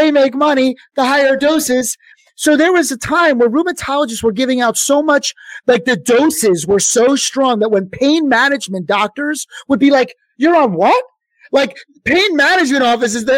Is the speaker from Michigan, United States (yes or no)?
no; Philadelphia, Pennsylvania, United States; I'm from Philadelphia